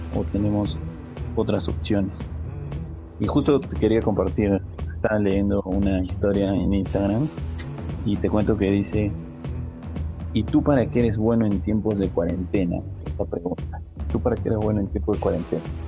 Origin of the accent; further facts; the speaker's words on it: Arequipa, Peru; yo soy peruano, soy arequipeño